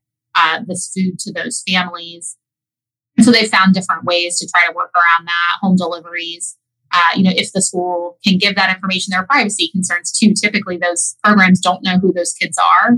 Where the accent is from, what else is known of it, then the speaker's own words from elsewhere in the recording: Tuscarawas County, Ohio, United States; I'm from Tuscarawas County.